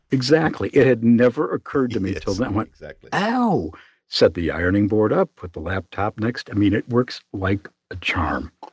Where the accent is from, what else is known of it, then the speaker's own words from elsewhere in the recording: Chicago, Illinois, United States; I'm from Chicago